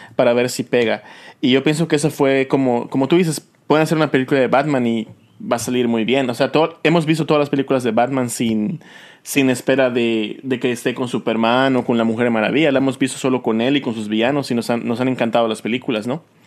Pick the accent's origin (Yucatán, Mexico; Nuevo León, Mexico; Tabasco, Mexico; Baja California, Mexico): Yucatán, Mexico; also born or lived in Orange County, California; now in California, United States; yo, crecí solo en México, mis papás estaban aquí en Estados Unidos y luego me, me mandaron a, allá a Yucatán, crecí con mi abuelita